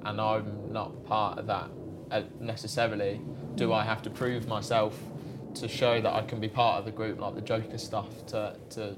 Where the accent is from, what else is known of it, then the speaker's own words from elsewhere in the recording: Blackburn, North West England, United Kingdom; also born or lived in Wales; I'm Welsh, and we moved up north. So we were in Blackburn when I was like 3